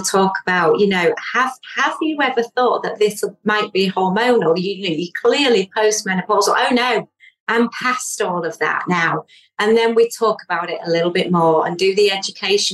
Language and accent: English; Yorkshire and the Humber, United Kingdom; I'm from Yorkshire.